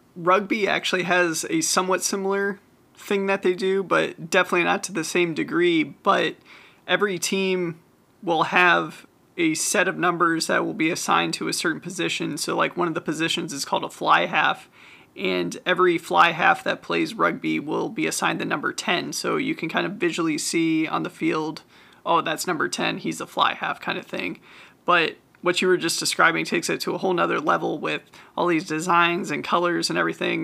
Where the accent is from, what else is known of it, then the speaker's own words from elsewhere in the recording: Ohio, United States; growing up in Ohio